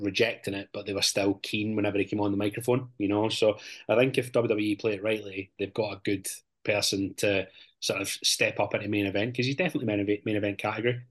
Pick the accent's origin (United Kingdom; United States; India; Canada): United Kingdom; Scotland; the stereotypes that we've had as Scottish wrestlers